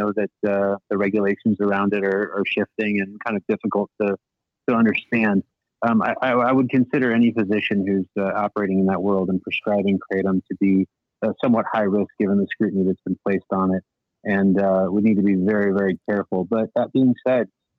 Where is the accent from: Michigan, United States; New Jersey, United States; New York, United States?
Michigan, United States; I'm from Michigan, live in Detroit, practice out of Troy